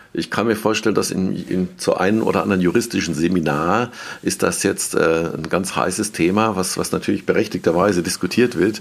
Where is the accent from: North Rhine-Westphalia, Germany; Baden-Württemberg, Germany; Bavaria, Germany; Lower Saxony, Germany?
Baden-Württemberg, Germany; Mannheim; moved away as an adult; now in Worms, Germany; ich würde mich ja als Mannheimer bezeichnen, auch wenn ich jetzt vor einem Jahr äh, auf die andere Rheinseite gezogen bin, mhm. äh, nach Worms